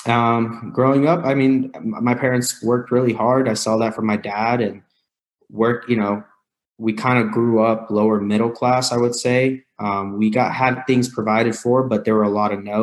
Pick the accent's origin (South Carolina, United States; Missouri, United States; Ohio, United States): Missouri, United States; also born or lived in Riverside, California; I grew up in Missouri, which is the Midwest, very blue collar, hardworking farmers.